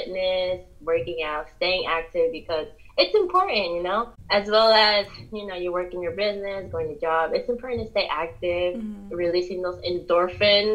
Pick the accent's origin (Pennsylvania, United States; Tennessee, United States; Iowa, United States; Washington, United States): Pennsylvania, United States; also born or lived in New Jersey; I'm from Pennsylvania